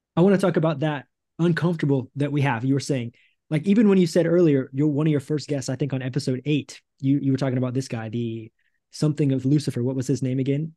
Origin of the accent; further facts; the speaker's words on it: United States; moved away as an adult; also born or lived in Thailand / Cambodia; now in Brazil; it's been about five years since I've been in the States with my family